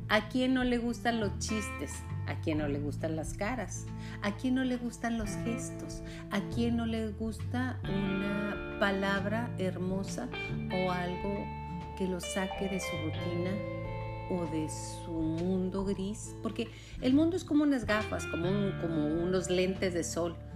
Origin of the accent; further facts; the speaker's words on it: Mexico; Y dirás, bueno, yo soy mexicana, ¿eso qué?